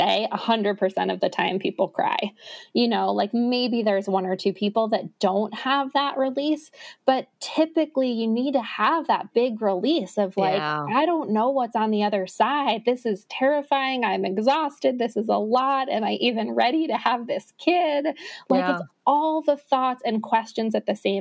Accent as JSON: {"language": "English", "town": "New York City", "region": "New York", "country": "United States", "tie": "born or raised there", "moved": "yes", "lives_now": "Salt Lake City, United States", "said": "I grew up in New York City, and New York City Marathon Day is just like my favorite"}